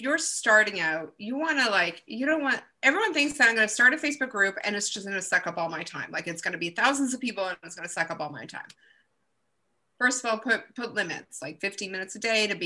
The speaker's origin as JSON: {"language": "English", "country": "Canada", "said": "I'm Canadian."}